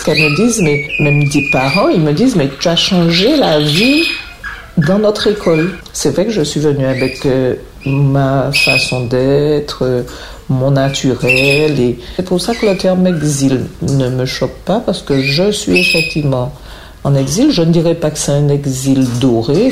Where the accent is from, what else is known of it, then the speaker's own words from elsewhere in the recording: Martinique; moved away as an adult; also born or lived in Guadeloupe / French Guiana; now in Meaux, France; Je suis originaire de la Martinique où j'ai vécu jusqu'à l'âge de 18 ans